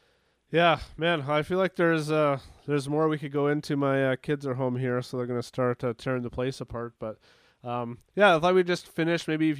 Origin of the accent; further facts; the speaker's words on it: Dauphin, Manitoba, Canada; I'm from Dauphin, Manitoba, and so, you know, not too far from Winnipeg